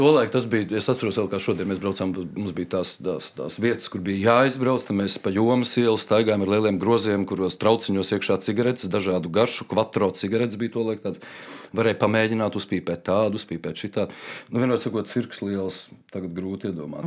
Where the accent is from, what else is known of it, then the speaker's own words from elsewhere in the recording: Riga, Latvia; Es esmu rīznieks no dzimšanas, ehm, mācījos savulaik 50. vidusskolā